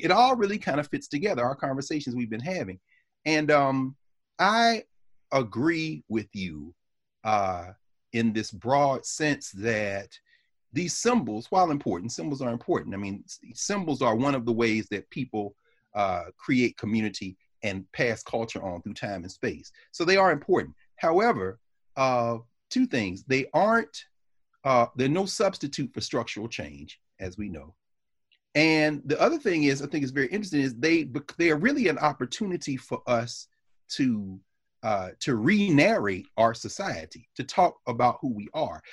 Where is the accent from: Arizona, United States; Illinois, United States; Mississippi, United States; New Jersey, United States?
New Jersey, United States; growing up in Jersey